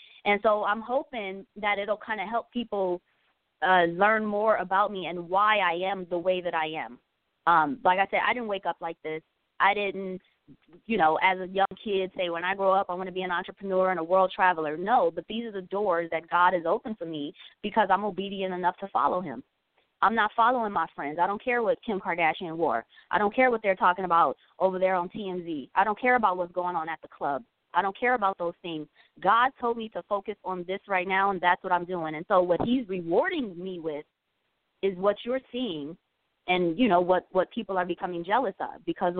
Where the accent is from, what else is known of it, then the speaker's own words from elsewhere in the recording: Compton, California, United States; I tell people all the time that I grew up in Compton, California.